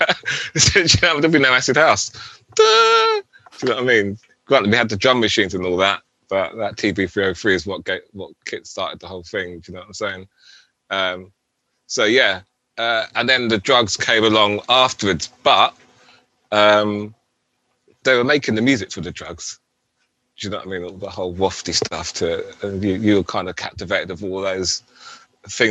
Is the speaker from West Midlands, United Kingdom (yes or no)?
no; London, United Kingdom; moved away as an adult; also born or lived in Plymouth; grew up in London